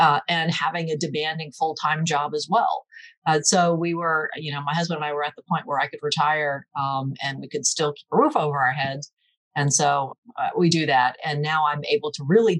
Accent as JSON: {"language": "English", "town": "Seaford", "region": "Delaware", "country": "United States", "tie": "born or raised there", "also_born_or_lived": "Newark, Delaware area", "said": "I'm originally from Seaford, grew up downstate and went to the University of Delaware"}